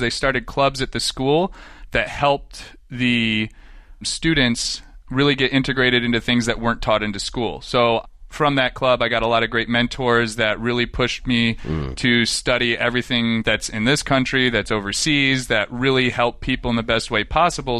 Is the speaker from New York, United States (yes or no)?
yes; Western New York, United States; moved away as an adult; most of my childhood, I grew up in Western New York, very rural.